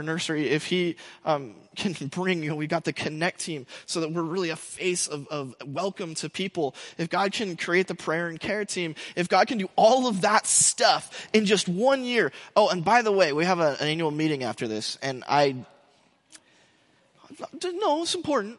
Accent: United States; we, as Americans and as English speakers

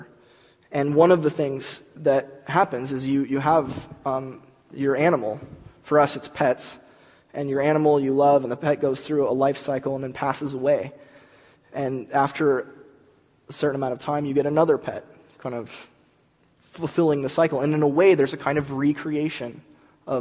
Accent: California, United States; America, California

